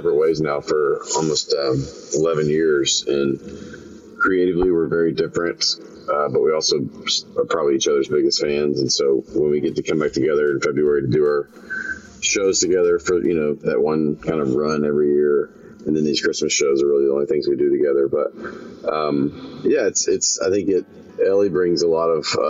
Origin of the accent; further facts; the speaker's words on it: Memphis, Tennessee, United States; now in Nashville, United States; my hometown of Memphis